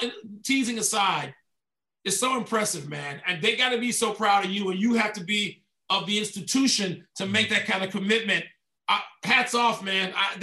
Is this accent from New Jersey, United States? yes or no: no; Chicago, Illinois, United States; I growing up on the south side of Chicago